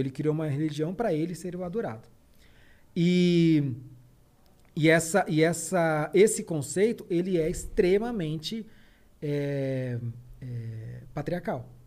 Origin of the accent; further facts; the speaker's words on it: São Paulo, Brazil; eu nasci no, no Capão Redondo. É, na minha infância, eu brincava de descer a rua